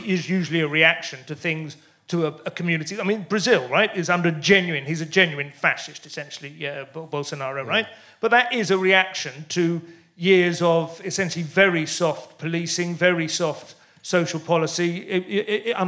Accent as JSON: {"language": "English", "town": "St Albans", "region": "East of England", "country": "United Kingdom", "tie": "born or raised there", "also_born_or_lived": "Luton", "said": "I grew up in St Albans"}